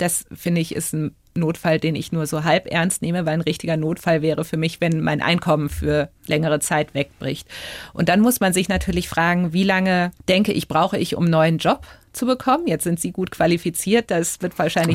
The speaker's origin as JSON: {"language": "German", "region": "Berlin", "country": "Germany", "said": "Jetzt komme ich ja auch aus Berlin, das ist ja auch so ein spezielles Pflaster"}